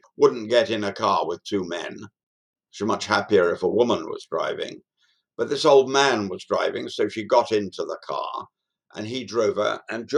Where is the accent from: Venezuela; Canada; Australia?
Australia; It is, as you will rightly press me on as an Australian, unelected.